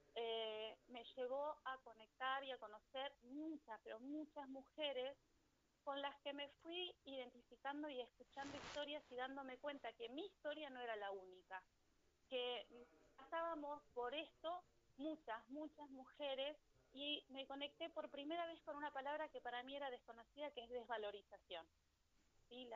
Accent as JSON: {"language": "Spanish", "region": "Neuquén", "country": "Argentina", "said": "Yo soy de Neuquén"}